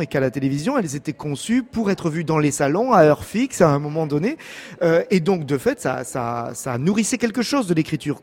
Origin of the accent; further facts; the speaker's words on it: France; chez nous en France